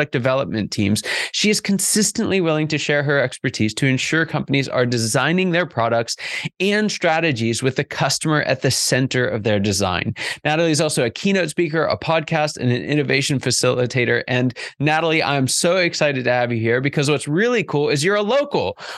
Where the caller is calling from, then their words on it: Peachtree Corners, Georgia, United States; we're both here from uh, basically the Peachtree Corners area of Atlanta.